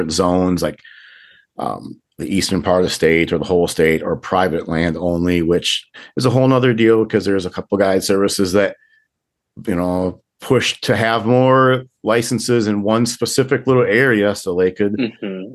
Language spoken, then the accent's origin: English; Minnesota, United States; now in South Dakota, United States; I'm from Minnesota originally. And when I lived in Minnesota